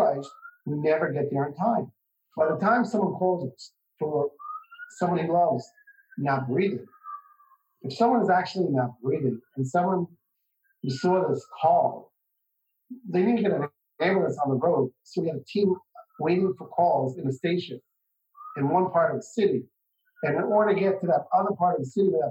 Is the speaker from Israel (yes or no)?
yes; Jerusalem, Jerusalem District, Israel; I was born and raised here in Israel, in Jerusalem, in a little tiny community in Jerusalem called Beit Haggai